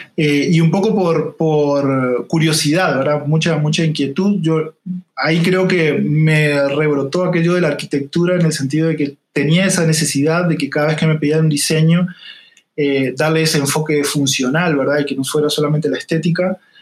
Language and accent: Spanish; Salto, Uruguay; accent: leve acento; moved away as an adult; now in Costa Rica; Yo no soy de Montevideo, soy de una ciudad del interior que se llama Salto